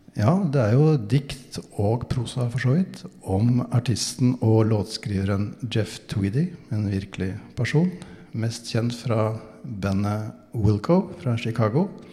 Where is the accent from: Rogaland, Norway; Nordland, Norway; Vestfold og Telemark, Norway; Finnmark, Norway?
Vestfold og Telemark, Norway; near Bø; born or raised there